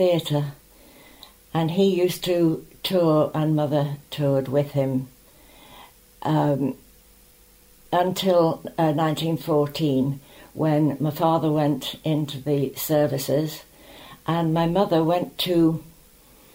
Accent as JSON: {"language": "English", "town": "Douglas", "country": "Isle of Man", "tie": "born or raised there", "said": "I was born in Falcon Cliff Hotel on the 2nd of June, 1923, in the middle of TT Week"}